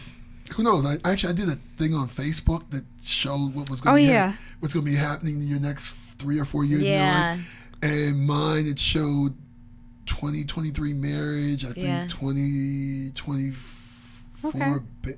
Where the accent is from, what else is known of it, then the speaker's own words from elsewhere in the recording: Midwest, United States; Hot dog down the hallway. You can tell I grew up in the Midwest.